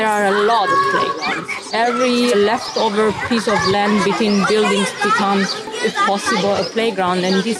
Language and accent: English; Hong Kong; now in Berlin, Germany; Oh, I'm from Hong Kong.